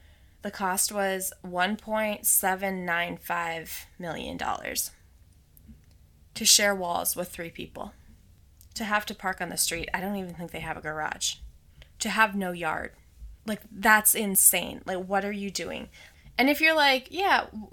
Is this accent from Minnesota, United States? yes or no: yes; Minnesota, United States; now in Los Angeles, United States; I'm originally from the Midwest